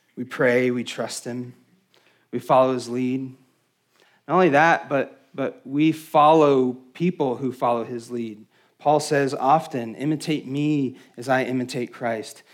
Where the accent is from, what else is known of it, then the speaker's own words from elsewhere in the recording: West Texas, United States; I'm from West Texas, where we don't really have trees, but my family is from upstate New York